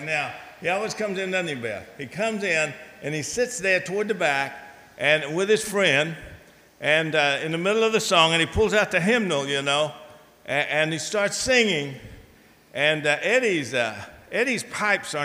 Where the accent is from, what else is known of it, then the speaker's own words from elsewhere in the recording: Virginia, United States; moved away; my hometown in Virginia